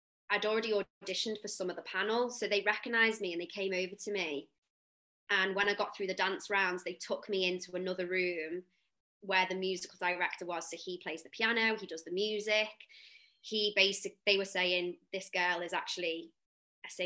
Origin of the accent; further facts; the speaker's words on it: the Wirral, North West England, United Kingdom; now in London, United Kingdom; I am born and raised on the Wirral